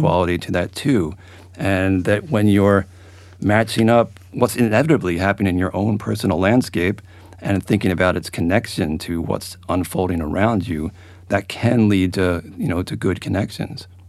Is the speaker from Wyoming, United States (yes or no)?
no; Philadelphia, Pennsylvania, United States; now in Albany, United States; I'm from Philadelphia